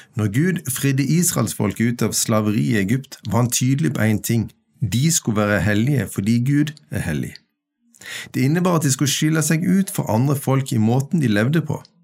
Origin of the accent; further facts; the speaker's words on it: Kvinesdal, Agder, Norway; now in Stord, Norway; Jeg er født i Kvinesdal, bosatt på Stord i nasjonen Norge